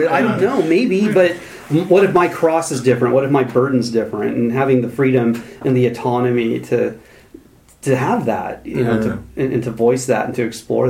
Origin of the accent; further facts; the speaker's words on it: United States; I mean, I'm an American. Most of my life was in Protestant evangelical circles, so it's in my DNA.